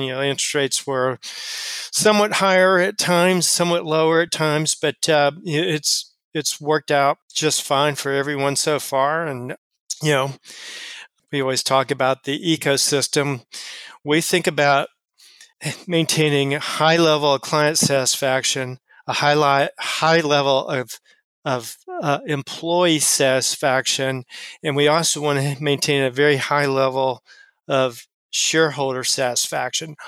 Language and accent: English; Austin, Texas, United States; moved away as an adult; also born or lived in Chicago; now in Cincinnati, United States; I was from Texas. I grew up in um, in in Austin, Texas